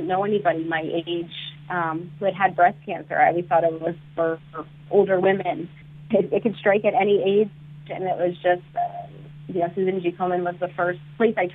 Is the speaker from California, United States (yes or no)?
no; South Florida, United States; I grew up in South Florida, and I did a lot of community service in high school